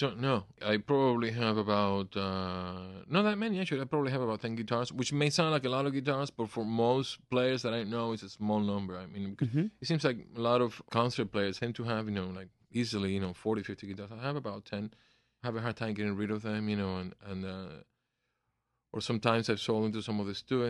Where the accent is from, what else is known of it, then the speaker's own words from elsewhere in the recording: Cuba; also born or lived in Miami / New Jersey; now in United States; Remember, we came from Cuba without a cent. So when my family decided to move from Miami up north to New Jersey, this man obviously wanted his guitar back